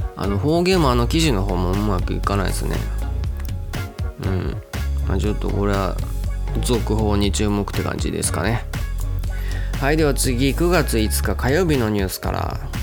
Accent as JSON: {"language": "Japanese", "town": "Itabashi", "region": "Tokyo", "country": "Japan", "tie": "born or raised there", "said": "うちの地元板橋区っていうところがあるんですけど"}